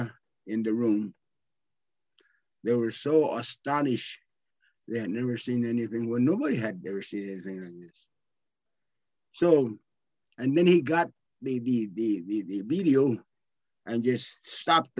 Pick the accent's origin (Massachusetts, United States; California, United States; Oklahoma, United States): California, United States; Blythe; I was born in Blythe